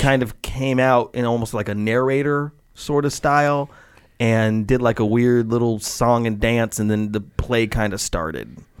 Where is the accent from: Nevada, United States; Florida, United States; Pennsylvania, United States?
Nevada, United States; Las Vegas; I grew up in Las Vegas